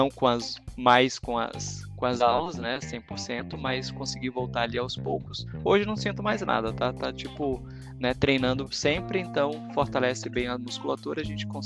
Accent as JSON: {"language": "Portuguese", "town": "Caxias do Sul", "region": "Rio Grande do Sul", "country": "Brazil", "lives_now": "São Paulo, Brazil", "said": "Gosto muito de Curitiba, mas eu sou gaúcho, né? Eu sou de Porto Alegre, de Caxias do Sul, com carreira em Porto Alegre."}